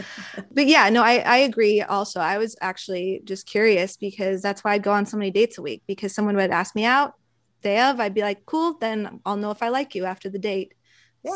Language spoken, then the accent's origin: English; California, United States; we're all California based, born and raised in California